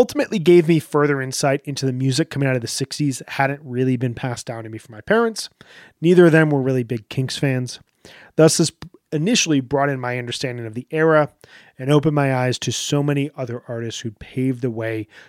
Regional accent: United States; my life as an American

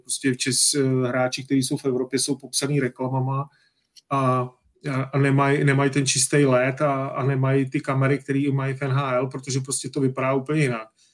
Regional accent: Czechia; jsme Češi

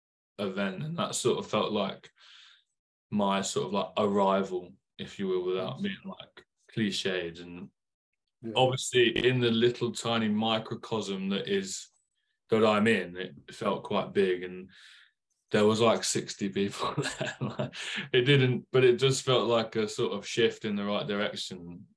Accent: Leicester, East Midlands, United Kingdom; moved away; I'm not. I'm from Leicester. I'm from Midland. And cool. But I moved down here a few years ago.

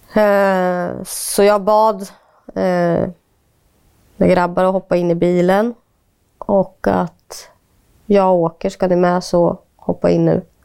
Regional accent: Linköping, Östergötland, Sweden; also born or lived in India; när någon frågar vart kommer du ifrån och jag säger ja, Linköping

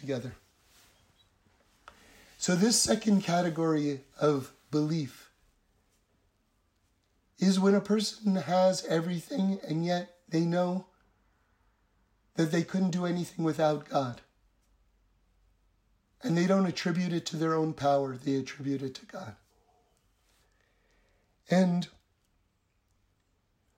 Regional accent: New York City, New York, United States; now in Los Angeles, United States; I grew up on the Upper West Side in New York City

